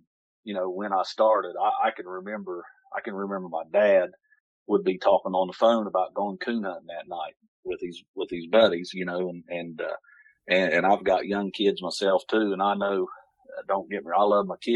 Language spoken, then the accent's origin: English; Buena Vista, Ohio, United States; Grew up in a little town called Buena Vista along the Ohio River